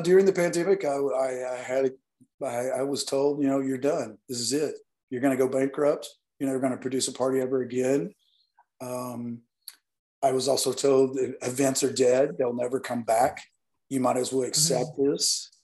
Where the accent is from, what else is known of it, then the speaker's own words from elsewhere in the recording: Northeast Alabama, United States; moved away; growing up in the South and being raised by grandparents that um, just have very strong values about everyone